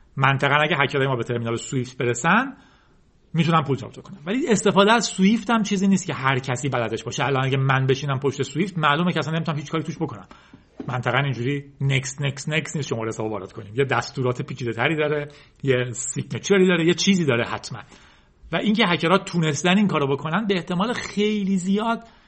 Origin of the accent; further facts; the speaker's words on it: Iran; ما به عنوان یک ایرانی